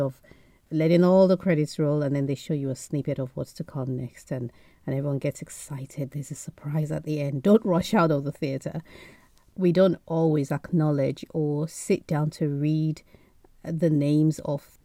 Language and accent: English; Nigeria; now in United Kingdom; Being Nigerian, surrounded by Nigerian aunties